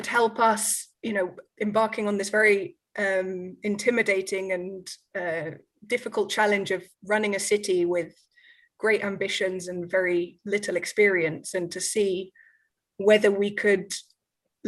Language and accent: English; London, United Kingdom; now in Barcelona, Spain; I've lived in Barcelona for 13 years, but I was born in London in 1985